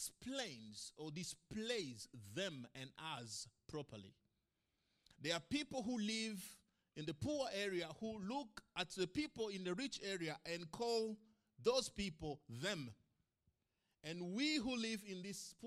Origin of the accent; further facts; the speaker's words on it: Bukavu, South Kivu, DR Congo; moved away as an adult; also born or lived in Kigali, Rwanda / Kampala, Uganda / Arusha, Tanzania / Sydney, Australia; now in Tamworth, Australia; I lived in a town called Bukavu